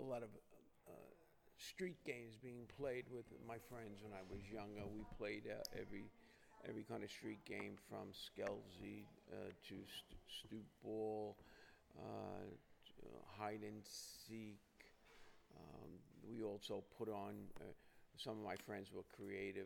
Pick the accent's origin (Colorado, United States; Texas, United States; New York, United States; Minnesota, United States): New York, United States; New York City; born in Brooklyn. I grew up in Bensonhurst